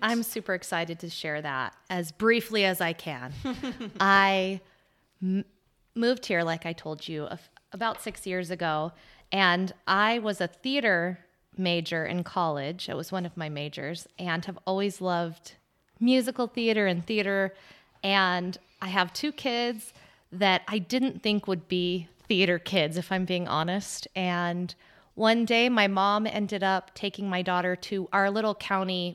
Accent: Arizona, United States; moved away as an adult; I moved from Arizona, uh, born and raised there, moved here six years ago

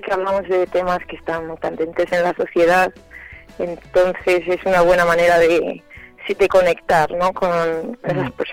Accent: Zamora, Castile and León, Spain; yo soy de Zamora

